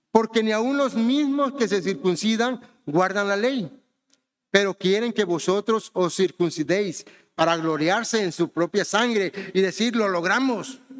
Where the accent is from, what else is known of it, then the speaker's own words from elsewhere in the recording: Honduras; born there; also born or lived in Mexico; yo soy mexicano, pero ¿saben qué? Yo nací en Honduras, o sea que no soy mexicano de pura cepa. No tengo sangre mexicana, no, no tengo sangre mexicana, tengo sangre hondureña porque nací allá